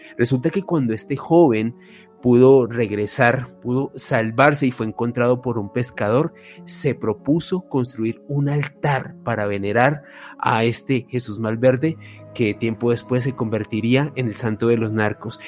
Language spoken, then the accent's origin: Spanish; Colombia; los colombianos